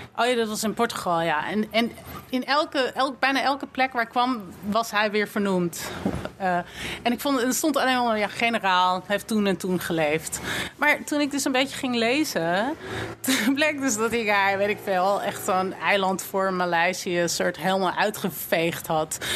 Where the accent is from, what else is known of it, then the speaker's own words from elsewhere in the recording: Amsterdam, North Holland, Netherlands; Ik kom uit Amsterdam, geboren en getogen.